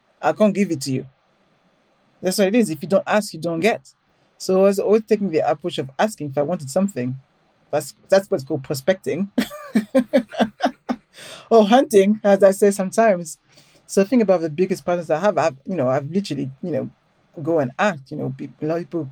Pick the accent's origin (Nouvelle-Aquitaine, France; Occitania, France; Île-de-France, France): Île-de-France, France; Paris; accent: French; English is a second language; moved away as an adult; now in London, United Kingdom; I grew up in Paris, but I grew up in a ghetto